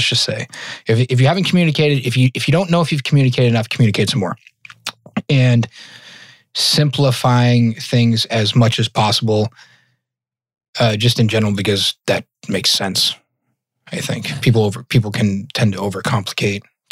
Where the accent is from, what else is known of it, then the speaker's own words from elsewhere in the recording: Massachusetts, United States; moved away; also born or lived in Colorado / Northern Virginia; I'm originally from Massachusetts.